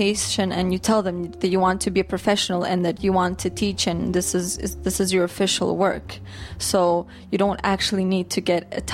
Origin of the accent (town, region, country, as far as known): Canada; born or raised there; also born or lived in Russia